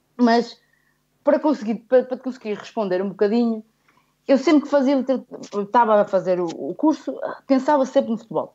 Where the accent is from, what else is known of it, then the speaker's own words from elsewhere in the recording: Guimarães, Norte, Portugal; eu nasci em Guimarães, mas realmente eu venho de uma aldeia, ah, que é Vilarim, que fica a um quilómetro de Moreira de Cónegos